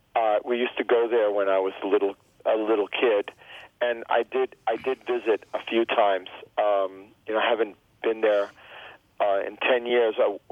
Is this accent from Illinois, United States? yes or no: no; Miami, Florida, United States; first language Spanish; English is a second language; moved away; also born or lived in Gainesville, Florida / Hawthorne, Florida; So I grew up in the Cuban exile community. We lived in the projects called Liberty City.